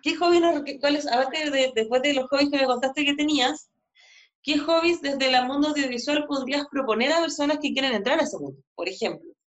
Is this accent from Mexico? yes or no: no; Chile; moved away as an adult; also born or lived in Buenos Aires, Argentina; Yo cuando volví a Chile, por los que no saben, yo viví en Argentina un par de años en Buenos Aires, cuando volví a Chile abrí mi consulta